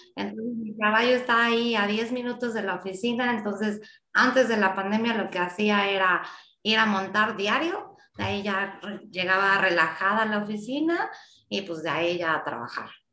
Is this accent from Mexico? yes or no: yes; Mexico; mi país